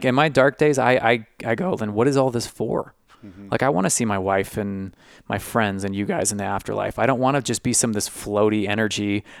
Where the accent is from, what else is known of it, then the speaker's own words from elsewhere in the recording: San Francisco, California, United States; I grew up in San Francisco, man.